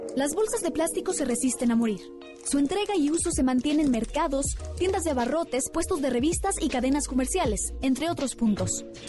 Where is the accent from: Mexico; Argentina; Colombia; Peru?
Mexico; como buenos mexicanos